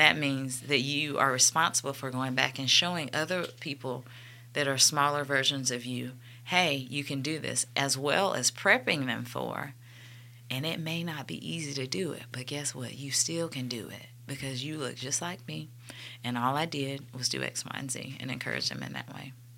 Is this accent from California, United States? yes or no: no; Montgomery, Alabama, United States; I grew up in South Lawn, but we went to Vaughn Road